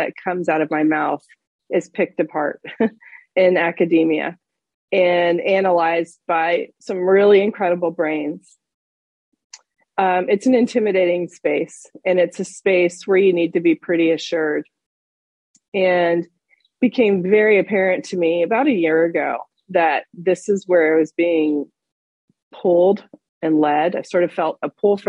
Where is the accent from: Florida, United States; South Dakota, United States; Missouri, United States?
Florida, United States; moved away as an adult; also born or lived in western United States; Growing up in Florida, and then being out west in the wide open spaces near where you are right now in Utah